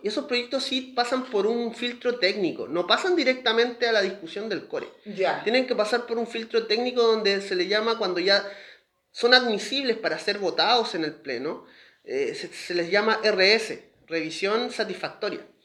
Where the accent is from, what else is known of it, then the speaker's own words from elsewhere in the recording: Valparaíso, Chile; yo nací en el Hospital Van Buren, me atiendo en el Cefam Reina Isabel